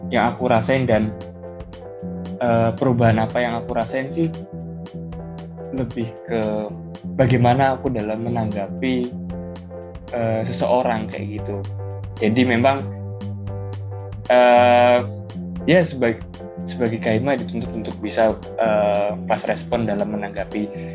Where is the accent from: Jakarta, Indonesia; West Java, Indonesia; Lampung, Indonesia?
West Java, Indonesia; Bekasi; moved away as an adult; now in Surabaya, Indonesia; saya kelahiran dari Bekasi